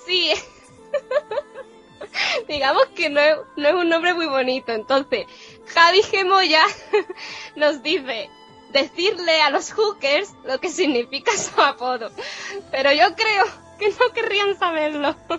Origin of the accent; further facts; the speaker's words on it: Puerto Real, Andalusia, Spain; yo soy de Puerto Real